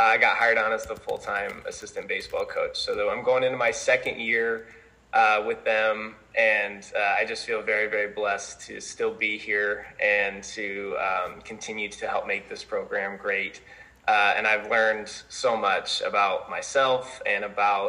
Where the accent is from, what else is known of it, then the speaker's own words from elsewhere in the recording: Colorado, United States; moved away as an adult; now in Mount Vernon, United States; I'm originally from Colorado. I obviously attended high school out there